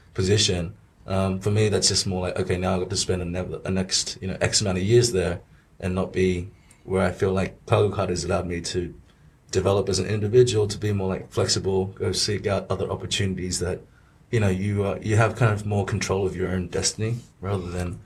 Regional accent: Australia; born or raised there; moved away as an adult; now in Shanghai, China

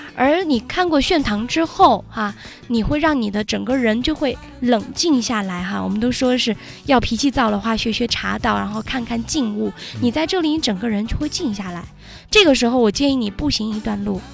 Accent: Guizhou, China; 我们贵州人叫背扇

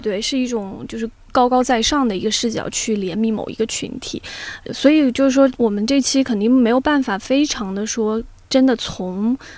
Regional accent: southern China, China; 就只有我是南方人，对不对？ 但是我是可以发出来二话音的

